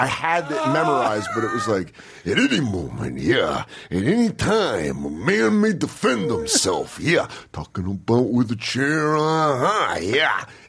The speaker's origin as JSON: {"language": "English", "region": "Colorado", "country": "United States", "tie": "born or raised there", "moved": "yes", "lives_now": "New York, United States", "said": "I grew up in Colorado."}